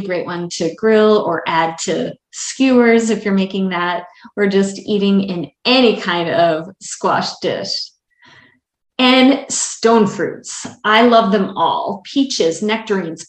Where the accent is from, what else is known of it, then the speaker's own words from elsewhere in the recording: Wisconsin, United States; moved away; also born or lived in Baltimore, Maryland; I grew up in Wisconsin and never really liked tomatoes until the first summer I lived in Baltimore